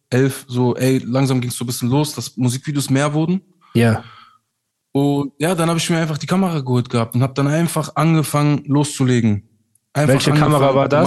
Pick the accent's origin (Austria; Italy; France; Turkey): Turkey; ich war 25 Jahre alt, ja. Yeah. habe als Türke bei McDonald's gearbeitet